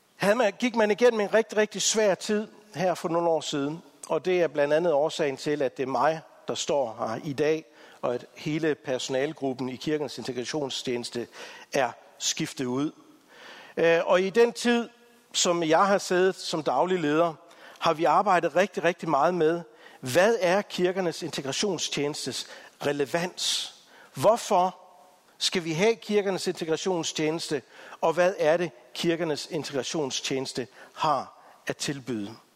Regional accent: Denmark; som danskere

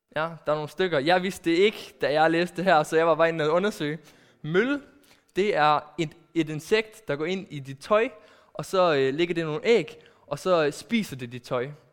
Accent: Aarhus, Central Denmark Region, Denmark; also born or lived in Netherlands; kommer jeg fra Aarhus

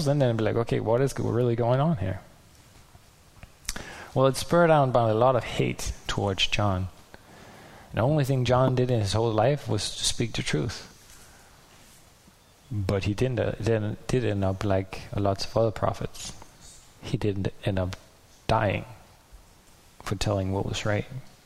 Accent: Denmark; I'm from Denmark and I live far away

